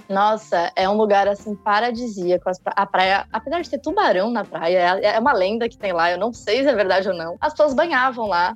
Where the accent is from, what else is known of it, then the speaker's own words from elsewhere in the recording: São Paulo, Brazil; eu sou de São Paulo